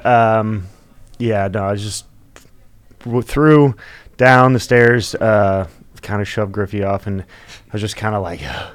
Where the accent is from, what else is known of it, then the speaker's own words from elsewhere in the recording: Florida, United States; I'm from Florida. I love Florida. I think it's just home